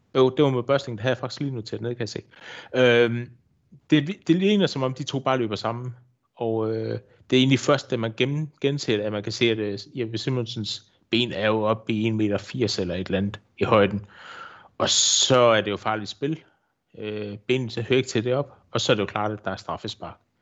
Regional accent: Odense, Southern Denmark, Denmark; moved away as an adult; now in Vojens, Denmark; jeg bor i Vojens. Jeg er tilflytter fra Odense, har boet hernede i 25 år efterhånden

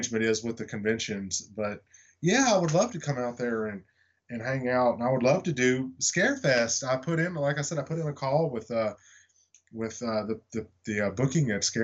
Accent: Nashville, Tennessee, United States; I've never done one in my hometown, which is Nashville. I've never done one in my home state, Tennessee

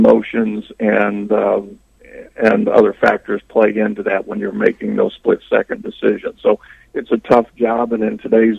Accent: St. Louis, Missouri, United States; moved away; I come from the St. Louis area, so I was very familiar with Ferguson

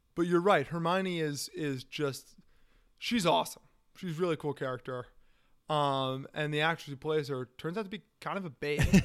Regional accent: Washington, District of Columbia, United States; I'm from Washington, D C

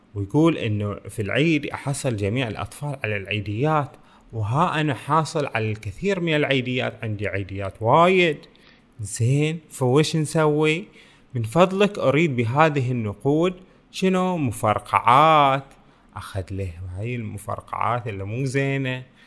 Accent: Bahrain; بلدنا البحرين

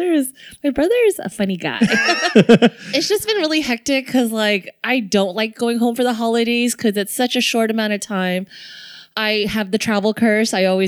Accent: South Bay, California, United States; Growing up, like my family, we just don't really eat spicy food. And we only went to a handful of Chinese places in the South Bay.

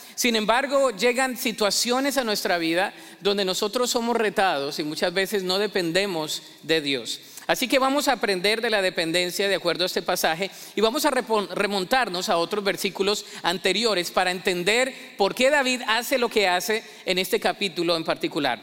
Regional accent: Colombia; en mi país, Colombia

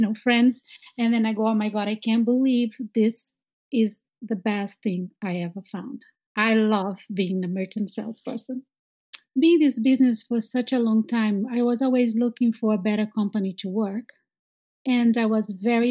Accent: Brazil; moved away as an adult; now in Boston, United States; I am from Brazil

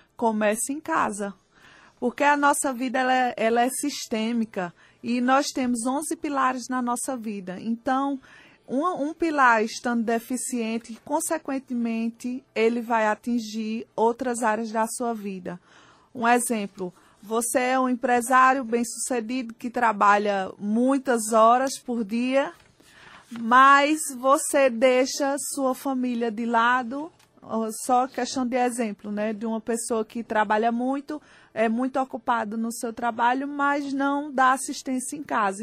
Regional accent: Recife, Pernambuco, Brazil; Eu sou de Recife e trabalho

